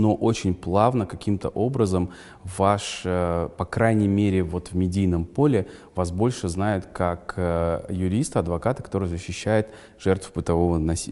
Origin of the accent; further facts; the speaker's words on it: Kazakhstan; Я, я, казах, я казах